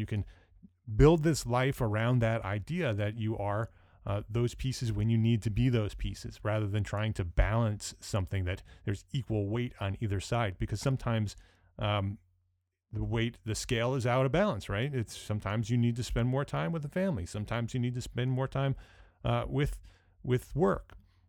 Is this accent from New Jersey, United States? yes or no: yes; Paramus, New Jersey, United States; my parents still live in the house that I grew up in Paramus, New Jersey.